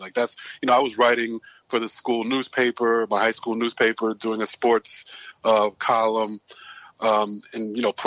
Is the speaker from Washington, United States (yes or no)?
no; New York City, New York, United States; also born or lived in Greensboro, North Carolina; I'm born and raised in Brooklyn